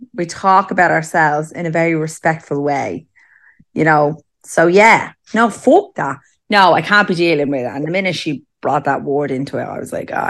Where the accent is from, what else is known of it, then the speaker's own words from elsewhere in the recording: Ireland; Listen, I mean, we're Irish.